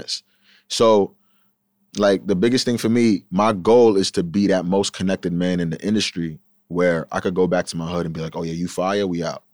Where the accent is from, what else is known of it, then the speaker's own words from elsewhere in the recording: Huntington Station, New York, United States; I'm from Huntington Station